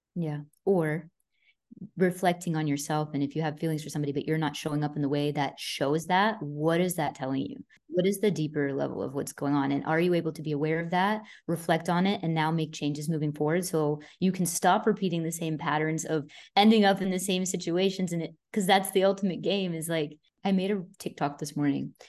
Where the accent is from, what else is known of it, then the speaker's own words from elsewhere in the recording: Boston, Massachusetts, United States; I'm freaking Italian, I'm from Boston